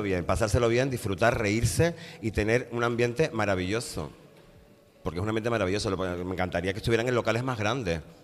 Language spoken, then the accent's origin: Spanish; Tenerife, Canary Islands, Spain; moved away as an adult; yo soy de Tenerife, yo soy de Canarias